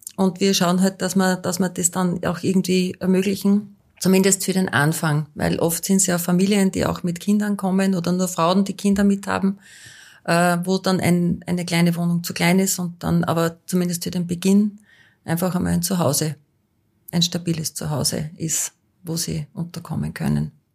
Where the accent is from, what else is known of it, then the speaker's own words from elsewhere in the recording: Austria; bei uns in Österreich